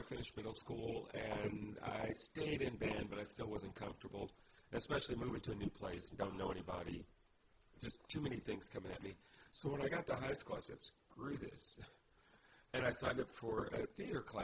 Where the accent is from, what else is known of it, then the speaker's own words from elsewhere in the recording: Indianapolis, Indiana, United States; moved away; I was born in Indianapolis.